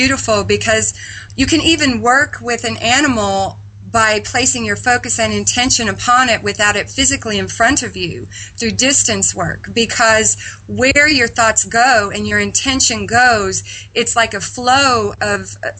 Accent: Midwest, United States; I was raised in the Midwest on a farm

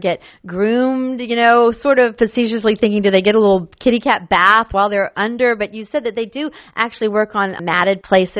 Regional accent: Jacksonville, Florida, United States; moved away; I grew up in Jacksonville. I don't know if all my listeners know this, but this is my hometown.

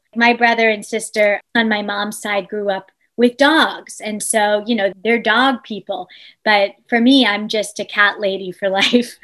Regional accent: East Hampton, New York, United States; in my childhood home of Further Lane, growing up in East Hampton

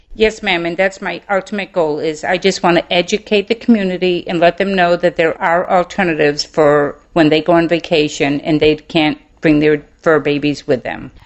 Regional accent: Maine, United States; moved away as an adult; now in Mobile, Alabama, United States; I grew up in Maine, so I'm a Yankee.

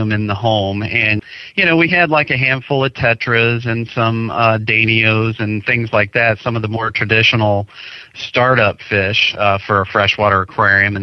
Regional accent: Ohio, United States; I'm from Ohio, so I used to go to Cedar Point when I was younger

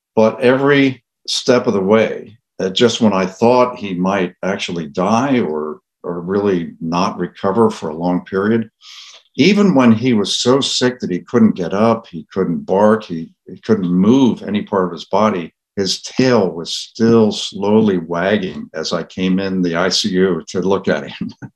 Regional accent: Philadelphia, Pennsylvania, United States; I grew up in the Philadelphia area

